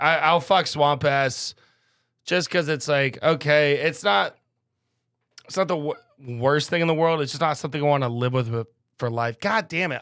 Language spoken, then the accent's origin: English; Midwest, United States; growing up in the Midwest